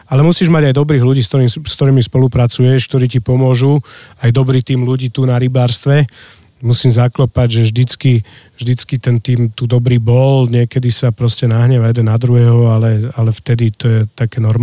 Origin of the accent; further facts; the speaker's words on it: Bratislava, Bratislava Region, Slovakia; now in Lozorno, Slovakia; ja som z Bratislavy